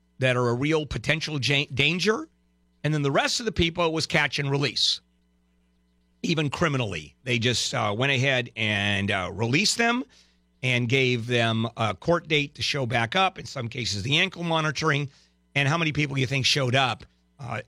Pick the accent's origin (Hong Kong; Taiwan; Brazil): Brazil; now in United States; I'm from Brazil